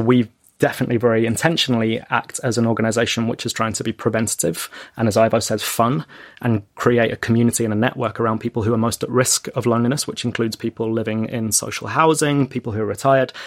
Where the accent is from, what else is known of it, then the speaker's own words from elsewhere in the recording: London, United Kingdom; in the area that I grew up in North London